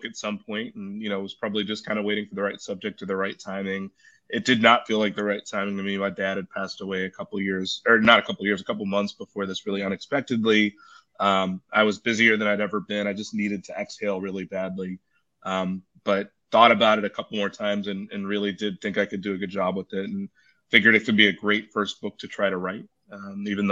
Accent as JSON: {"language": "English", "town": "Chicago", "region": "Illinois", "country": "United States", "tie": "born or raised there", "said": "And I live in Chicago. I was raised in Chicago."}